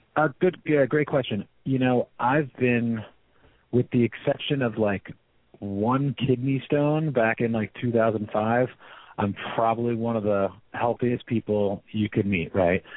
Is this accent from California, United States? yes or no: yes; San Francisco, California, United States; I'm from San Francisco